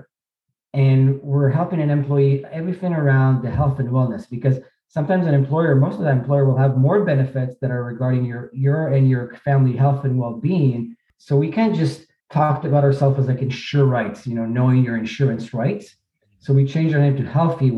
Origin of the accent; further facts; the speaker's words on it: Israel; moved away as an adult; now in New York, United States; I grew up in Israel, was born in Israel, grew up there.